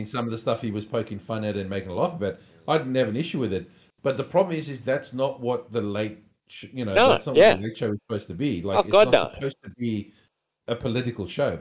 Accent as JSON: {"language": "English", "country": "South Africa", "said": "as a South African"}